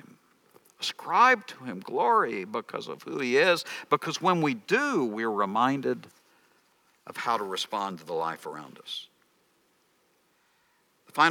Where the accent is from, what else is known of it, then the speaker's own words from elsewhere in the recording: Texas, United States; I'm from Texas. In Texas, we wear our jeans too long